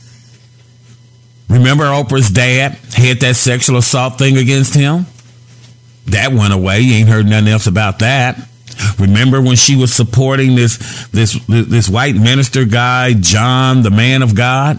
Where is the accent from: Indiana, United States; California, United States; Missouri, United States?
Indiana, United States; Gary; I'm from Gary, Indiana